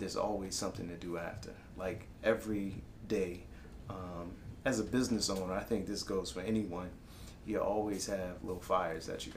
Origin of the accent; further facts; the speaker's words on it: Marrero, Louisiana, United States; the heart of Marrero off of Ames. Grew up.